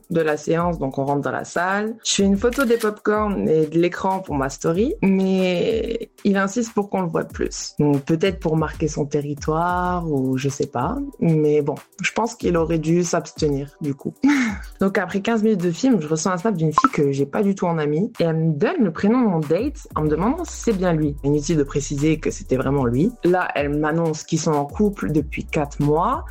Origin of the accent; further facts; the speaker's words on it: Metz, Grand Est, France; moi je suis de Metz